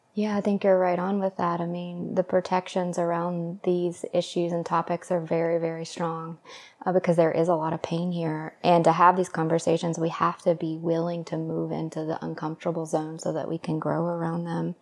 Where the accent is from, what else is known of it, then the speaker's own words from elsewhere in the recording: the South, United States; moved away; also born or lived in Los Angeles; I grew up in the South